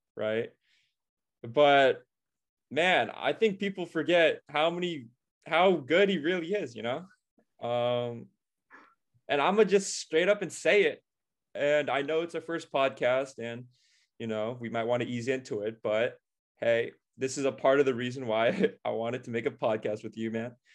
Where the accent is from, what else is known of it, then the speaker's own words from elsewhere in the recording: Orange County, California, United States; We're both from Orange County. We've been childhood friends since, uh, third grade, and we've basically grown up together